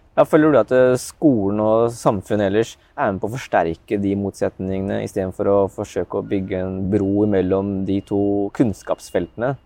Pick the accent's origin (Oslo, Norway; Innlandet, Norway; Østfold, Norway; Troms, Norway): Østfold, Norway; Askim; Jeg er fra Askim